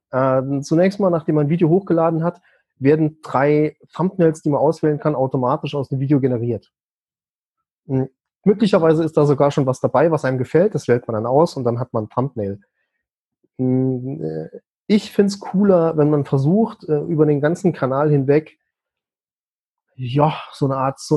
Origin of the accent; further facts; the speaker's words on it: Saarland, Germany; Ich meine, ich bin Saarländer, da geht halt manchmal einiges unter.